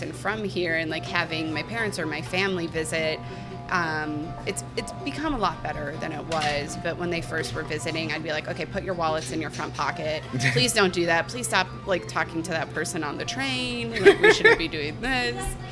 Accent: Minnesota, United States; moved away as an adult; also born or lived in London; now in Chicago, United States; I came from a really small town in Minnesota

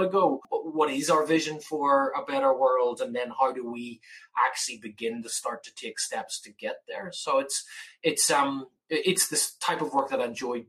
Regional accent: Belfast, Northern Ireland, United Kingdom; moved away as an adult; also born or lived in Massachusetts; now in Laguna Beach, United States; growing up in Belfast, where it rained every single day

